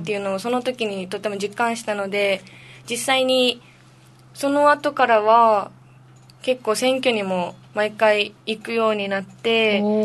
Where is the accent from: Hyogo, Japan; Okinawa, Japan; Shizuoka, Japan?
Okinawa, Japan; Nishihara; 生まれも育ちもずっと西原町